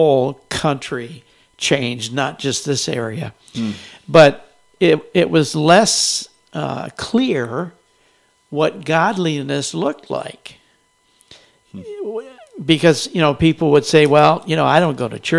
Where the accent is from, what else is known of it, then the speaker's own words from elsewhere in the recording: Grand Rapids, Michigan, United States; moved away as an adult; I grew up here in Grand Rapids, Michigan